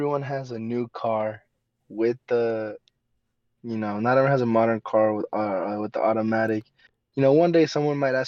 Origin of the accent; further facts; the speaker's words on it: Georgia, United States; moved away; I grew up in Georgia